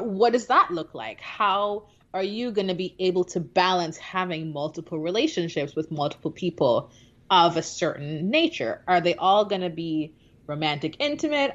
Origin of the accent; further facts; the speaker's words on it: Jamaica; moved away; growing up in Jamaica